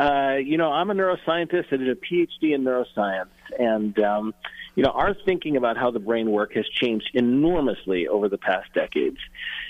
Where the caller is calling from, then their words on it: San Francisco, California, United States; I'm calling you from San Francisco